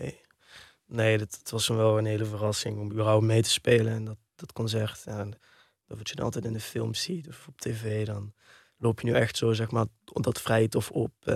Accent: Heerlen, Limburg, Netherlands; also born or lived in Kerkrade / Amsterdam / Weesp; Ik ben geboren in Heerlen

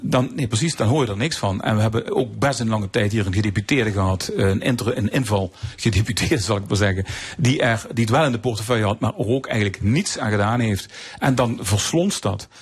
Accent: Netherlands; als Nederlander

